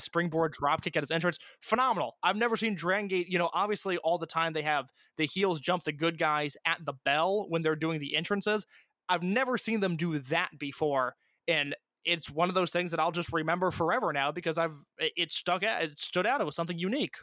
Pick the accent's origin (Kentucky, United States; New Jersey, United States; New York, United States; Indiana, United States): Indiana, United States; I'm from Indiana